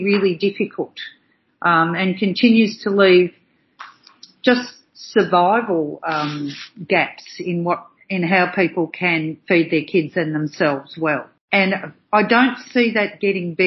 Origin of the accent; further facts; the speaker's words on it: Australia; proud of being an Aussie